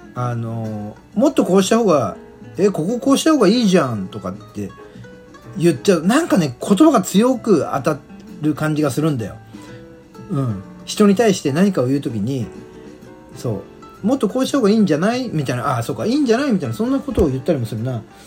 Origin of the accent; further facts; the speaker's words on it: southern Saitama Prefecture, Japan; accent: standard Japanese; 関東生まれ、関東育ちの私でございまして、まあ言葉はね、基本的には、まあ聞いていただいてわかると思いますが、標準語をね、話しております。えー、埼玉県で生まれ、埼玉県南部ですね